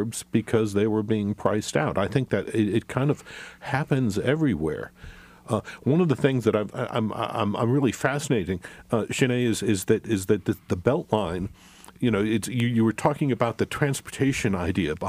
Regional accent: Atlanta, Georgia, United States; also born or lived in Cobb County, Georgia; almost a lifelong creature of the suburbs of Atlanta. I mean, I grew up on the South Side

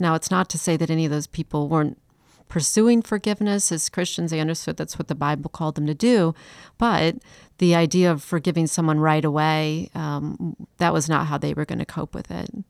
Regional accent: Chicago, Illinois, United States; also born or lived in Atlanta; now in Charleston, United States; I'm not from Charleston. I'm from Chicago

